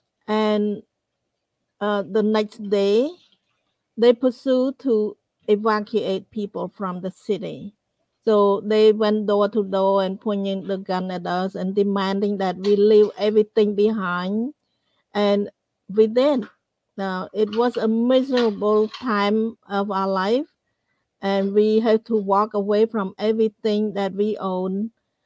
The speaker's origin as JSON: {"language": "English", "country": "Cambodia", "tie": "born or raised there", "also_born_or_lived": "Phnom Penh", "moved": "as an adult", "said": "I grew up in Cambodia in a small town"}